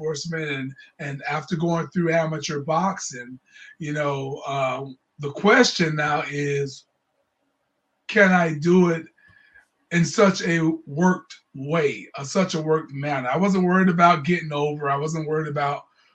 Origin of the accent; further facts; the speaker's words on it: Jacksonville, Florida, United States; I'm from Jacksonville, Florida